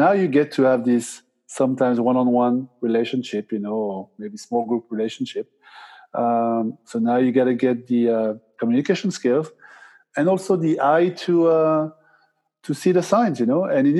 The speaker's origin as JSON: {"language": "English", "region": "Basque Country", "country": "Spain", "said": "I'm from the Basque Country. I speak Spanish."}